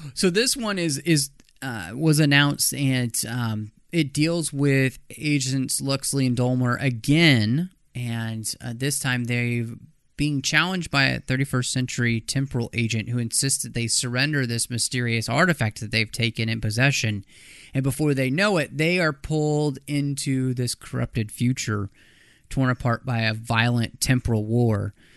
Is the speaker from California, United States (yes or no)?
no; Dallas, Texas, United States; moved away; also born or lived in Minnesota; I grew up in Dallas